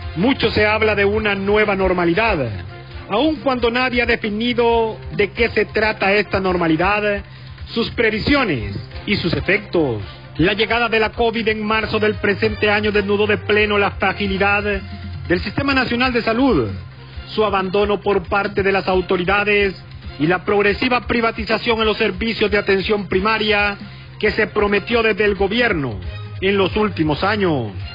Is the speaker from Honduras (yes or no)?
yes; Honduras; como pueblo hondureño